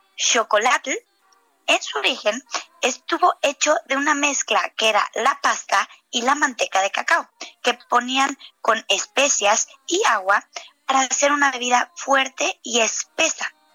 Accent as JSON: {"language": "Spanish", "country": "Mexico", "said": "como mexicanos"}